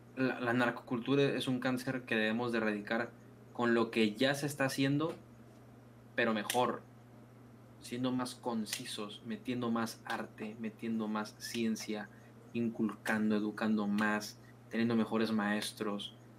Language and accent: Spanish; Mexico; now in Culiacán, Mexico; la cultura general que tenemos como mexicanos